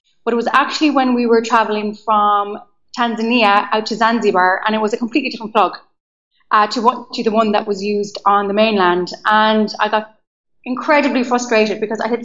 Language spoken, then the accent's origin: English; County Leitrim, Connacht, Ireland; moved away as an adult; also born or lived in London / Amsterdam; I am from a small county in the west of Ireland called Leitrim